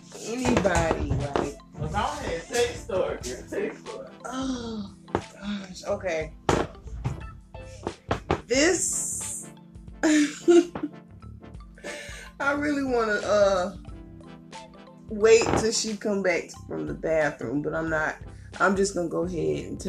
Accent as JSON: {"language": "English", "town": "Columbia", "country": "United States", "tie": "born or raised there"}